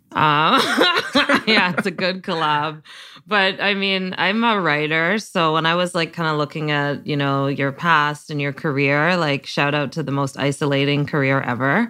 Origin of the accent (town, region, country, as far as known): Canada